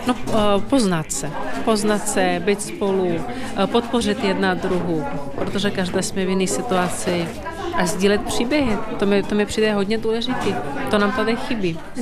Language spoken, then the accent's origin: Czech; Ukraine; now in Czech Republic; já jsem taky z Ukrajiny, u nás na Ukrajině